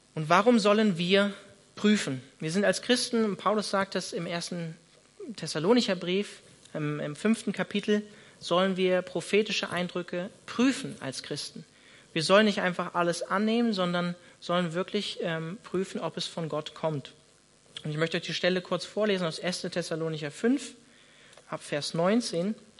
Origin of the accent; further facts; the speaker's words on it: Northern Germany, Germany; now in Freiburg, Germany; ich bin Norddeutscher